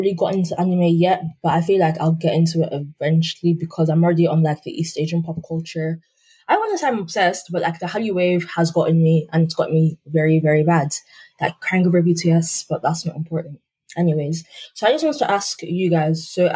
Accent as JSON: {"language": "English", "country": "Nigeria", "said": "we're all Nigerian, so I'm Yoruba"}